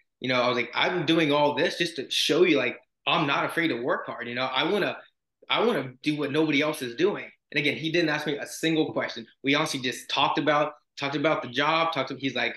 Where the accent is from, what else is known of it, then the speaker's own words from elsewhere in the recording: Florida, United States; I'm from Florida.